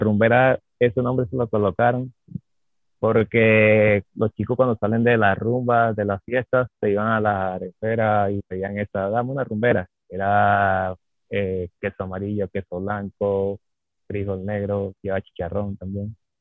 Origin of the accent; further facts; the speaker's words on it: Caracas, Capital District, Venezuela; moved away as an adult; now in Santa Marta, Colombia; vengo de Caracas, Distrito Capital